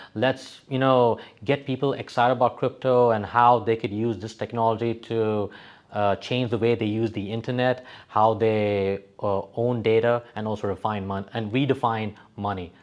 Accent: Dubai, United Arab Emirates; also born or lived in West Texas, United States; I was actually born and brought up in Sunnyside, Dubai. I used to live in the old side of, uh, Dera.

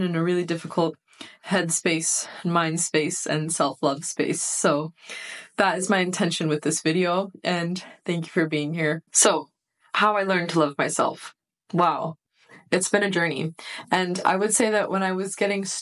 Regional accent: United States; being a first generation born in the United States from immigrant parents. My parents immigrated to the United States from Iran in the 80s.

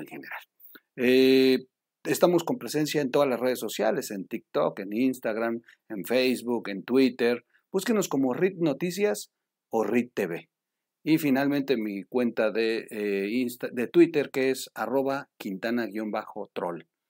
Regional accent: Mexico; para nosotros como mexicanos

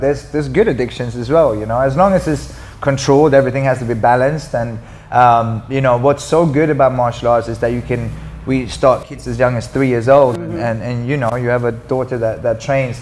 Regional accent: Sweden; moved away; I skied a lot because I'm from Sweden

